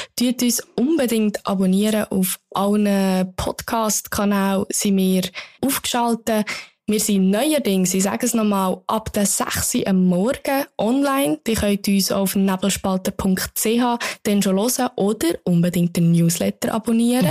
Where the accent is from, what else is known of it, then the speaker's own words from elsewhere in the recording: Bern, Switzerland; ich bin Bernerin